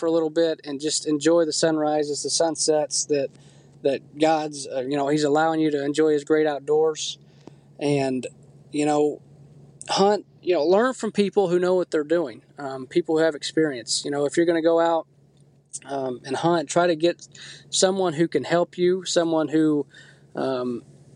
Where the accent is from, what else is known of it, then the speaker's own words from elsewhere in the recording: Texas, United States; moved away; I grew up in Texas, and down there it's obviously a lot of rifle hunting